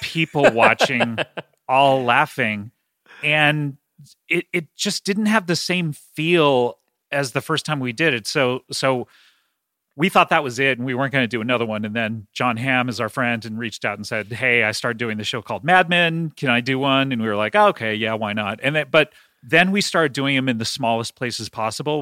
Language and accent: English; Los Angeles, California, United States; I grew up in Los Angeles